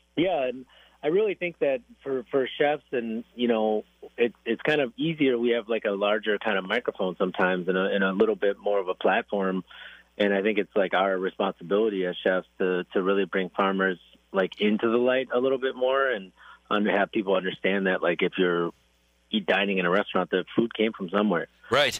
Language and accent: English; Racine, Wisconsin, United States; also born or lived in Korea; I was raised in Wisconsin, so like I I know uh, I was actually raised on a farm in, in Racine, Wisconsin